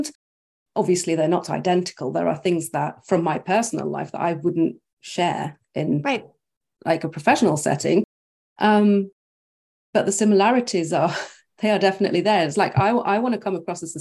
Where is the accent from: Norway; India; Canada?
Norway; also born or lived in United Kingdom; So I was born and raised in Norway, but with like one foot in the UK.